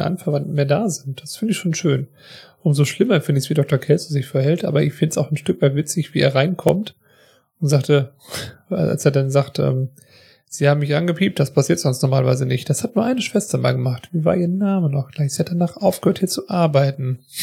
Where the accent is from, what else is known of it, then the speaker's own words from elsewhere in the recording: Germany; wir sind ja beide aus Deutschland